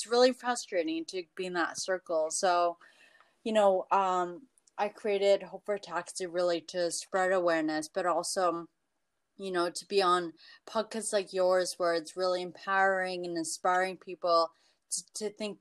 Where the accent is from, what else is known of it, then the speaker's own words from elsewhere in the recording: Toronto, Ontario, Canada; I am from Toronto